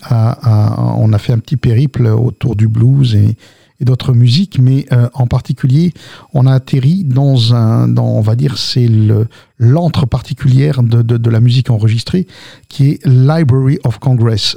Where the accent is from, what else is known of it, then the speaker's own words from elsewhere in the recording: south of France, France; also born or lived in Algiers, Algeria / Lamalou-les-Bains / Albi / Toulouse; Alors moi, je viens d'Alger. Je suis né à Ussendé. J'ai grandi dans le sud de la France. Je suis arrivé dans les années 60, d'accord, 67 très exactement.